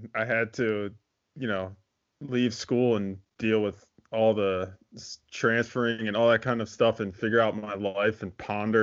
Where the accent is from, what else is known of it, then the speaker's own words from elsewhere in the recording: Philadelphia, Pennsylvania, United States; I'm from Philadelphia, like suburbs of Philadelphia